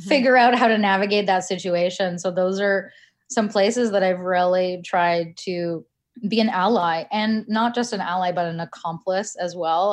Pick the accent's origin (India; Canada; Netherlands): Canada; I was born in Canada